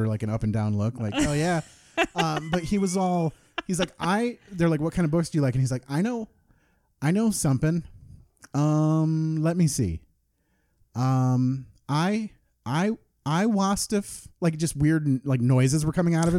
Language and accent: English; Parchment, Michigan, United States; We grew up in Parchment initially and then kind of moved out from there